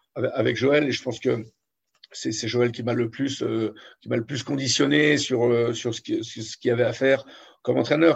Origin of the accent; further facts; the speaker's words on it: Metz, Grand Est, France; je suis messin, même si je suis né à Grand, je suis messin, je suis arrivé à Metz, j'avais à peine deux ans